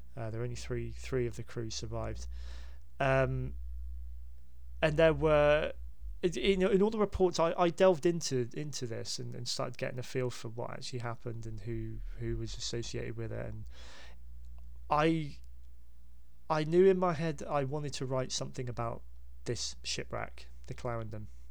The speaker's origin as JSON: {"language": "English", "area": "Hampshire", "region": "South East England", "country": "United Kingdom", "tie": "born or raised there", "said": "I grew up in Hampshire"}